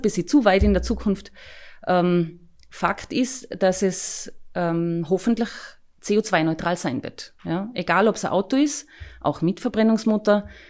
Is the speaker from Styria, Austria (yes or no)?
no; Tyrol, Austria; wohne ich zum Beispiel nach wie vor in, in Hinterdirse, wo ich herkomme, wo ich aufgewachsen bin